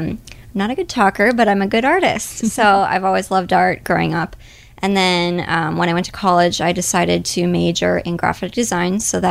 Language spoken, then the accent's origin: English; Menomonee Falls, Wisconsin, United States; So I'm originally from Menominee Falls, Wisconsin.